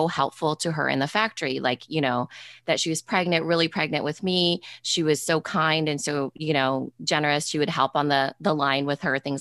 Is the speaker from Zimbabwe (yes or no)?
no; Storm Lake, Iowa, United States; first generation, but born and raised in Storm Lake, Iowa